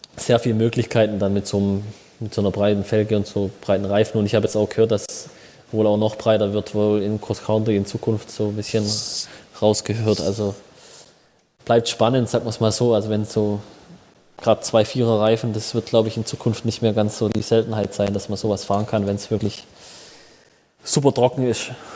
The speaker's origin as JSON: {"language": "German", "town": "Schwäbisch Hall", "region": "Baden-Württemberg", "country": "Germany", "said": "in Schwäbisch Hall ein Trainingslager zu machen, hier wo ich herkomme"}